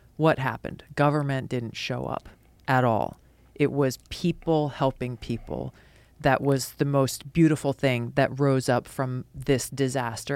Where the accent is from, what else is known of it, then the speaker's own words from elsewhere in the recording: Hawaii, United States; a kid growing up in Hawaii who loved martial arts